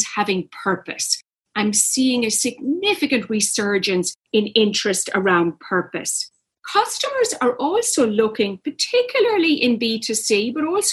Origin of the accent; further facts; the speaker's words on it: Ireland; I grew up in Ireland